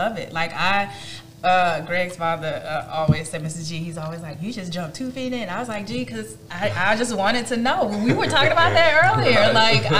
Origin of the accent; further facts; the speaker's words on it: Midwest, United States; I'm from the Midwest. My dad grilled at any moment.